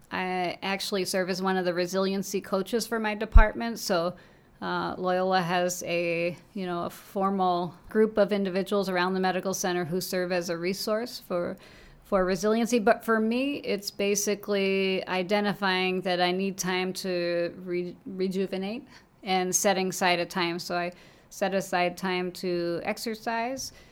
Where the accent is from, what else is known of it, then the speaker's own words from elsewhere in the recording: Long Island, New York, United States; moved away as an adult; also born or lived in Saint Louis / Chicago; I actually grew up on Long Island, New York